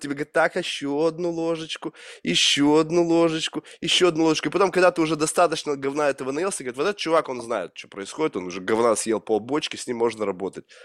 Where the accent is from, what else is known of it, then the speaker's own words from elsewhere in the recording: Russia; moved away as an adult; из России